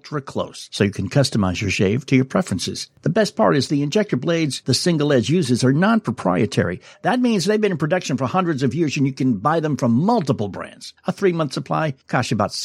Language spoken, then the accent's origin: English; New England, United States; moved away; I grew up in New England